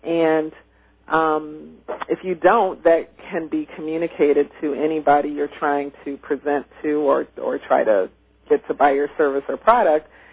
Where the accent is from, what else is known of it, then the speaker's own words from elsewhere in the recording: Midwest, United States; when I was growing up in the Midwest